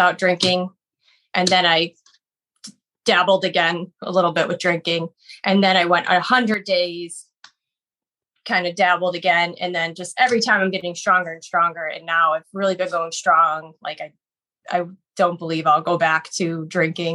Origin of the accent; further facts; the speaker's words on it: Buffalo, New York, United States; moved away as an adult; now in Boston, United States; I've lived here actually 18 years, but I'm originally from Buffalo, New York